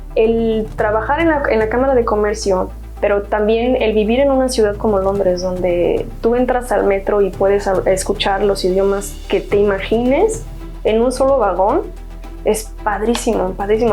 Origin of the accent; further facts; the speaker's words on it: Hidalgo, Mexico; moved away as an adult; also born or lived in Guanajuato, Mexico; now in London, United Kingdom; Soy mexicana, soy del estado de Hidalgo, pero estudié comercio internacional en la Universidad de Guanajuato